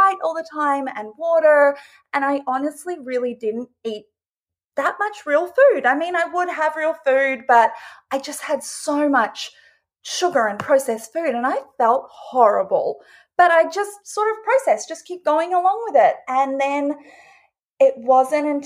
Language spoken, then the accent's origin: English; Australia; moved away; I grew up originally in Australia, and I grew up on a farm.